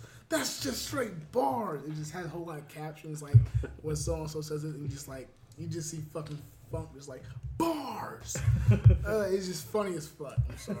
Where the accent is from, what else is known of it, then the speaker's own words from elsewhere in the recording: Southern California, United States; Shout out to SoCal. That's my hometown.